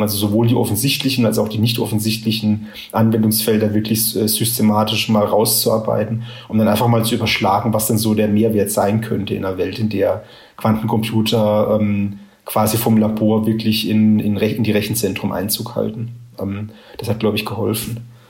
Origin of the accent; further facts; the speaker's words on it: Karlsruhe, Baden-Württemberg, Germany; Karlsruhe meiner Heimatstadt